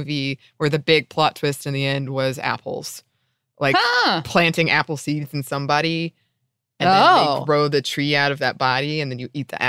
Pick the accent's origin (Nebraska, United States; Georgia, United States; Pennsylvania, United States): Georgia, United States; Ellijay; I grew up near Ellijay, Georgia, which is like the apple center of Georgia, and it was a field trip we would go on when I was in elementary school.